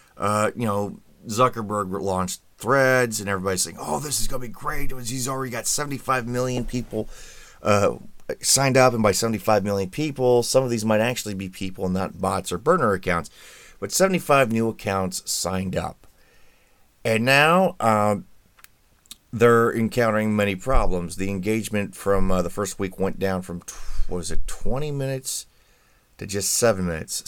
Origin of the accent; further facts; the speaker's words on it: Indiana, United States; my home state of Indiana